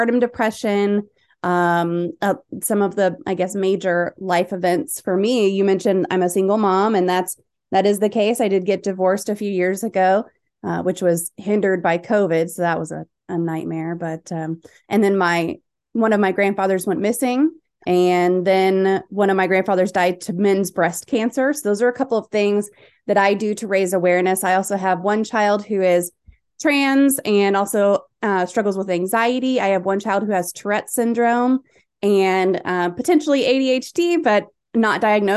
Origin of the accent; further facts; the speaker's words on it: North Texas, United States; I'm from Texas. I live in North Texas. I was born here, raised here.